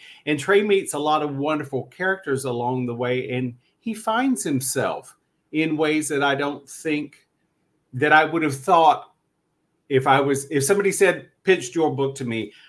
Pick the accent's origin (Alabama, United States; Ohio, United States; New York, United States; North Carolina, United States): North Carolina, United States; I grew up in Eastern North Carolina